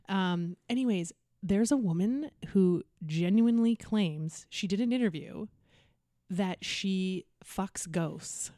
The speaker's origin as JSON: {"language": "English", "town": "North Vancouver", "region": "British Columbia", "country": "Canada", "said": "I'm from North Van."}